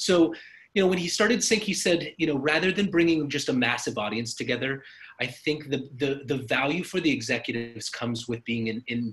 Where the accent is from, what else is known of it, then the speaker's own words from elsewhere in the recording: Mexico City, Mexico; now in Austin, United States; I grew up in Mexico City